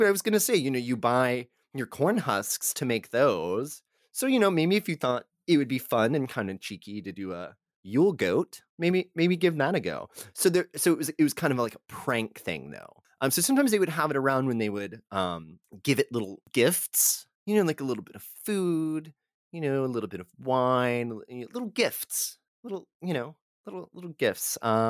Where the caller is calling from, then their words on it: Texas, United States; you know, I'm recording from Texas and I know this is tamale season.